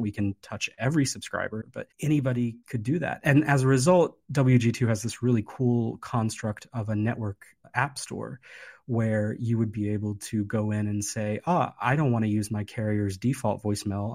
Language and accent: English; West Virginia, United States; now in Hawaii, United States; I grew up in West Virginia